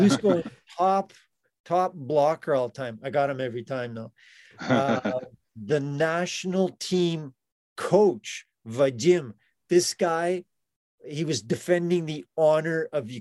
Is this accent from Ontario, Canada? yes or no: no; Ethelbert, Manitoba, Canada; I was born in Ethelbert